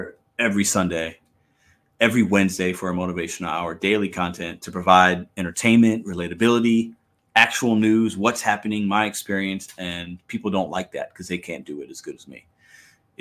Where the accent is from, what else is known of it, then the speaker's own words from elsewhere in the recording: St. Louis, Missouri, United States; I'm a dude from St. Louis